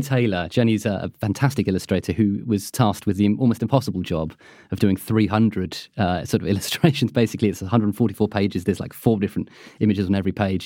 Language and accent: English; United Kingdom; being British